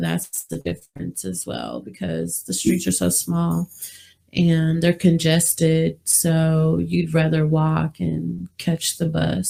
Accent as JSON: {"language": "English", "town": "Wichita", "region": "Kansas", "country": "United States", "also_born_or_lived": "London, England", "moved": "as an adult", "lives_now": "Las Vegas, United States", "said": "Wichita, Kansas is where I'm from."}